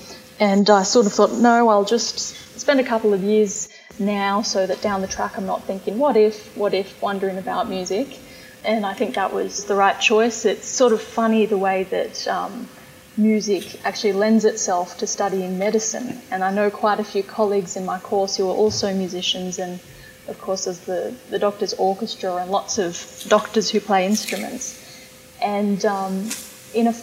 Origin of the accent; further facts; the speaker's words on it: Bathurst, New South Wales, Australia; I grew up in Bathurst